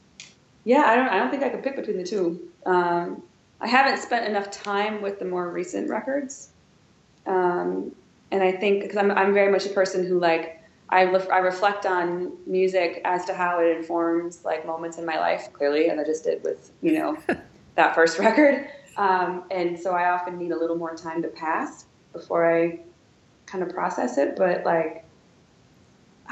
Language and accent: English; Wisconsin, United States; also born or lived in Chicago; now in Washington, D.C., United States; I'm from Wisconsin. I'm from Roman, Wisconsin